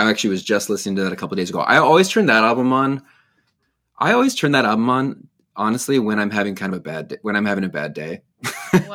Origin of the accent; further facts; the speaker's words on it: San Diego, California, United States; grew up in the Vineyard Church movement in Southern California, in San Diego